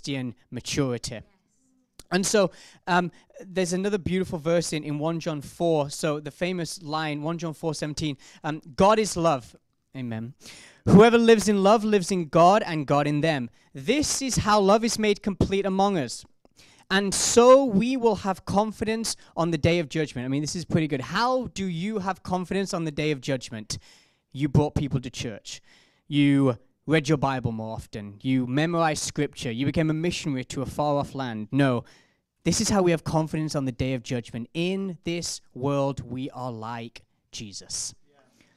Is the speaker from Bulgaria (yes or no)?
no; South Africa; accent: South African; I'm a South African accent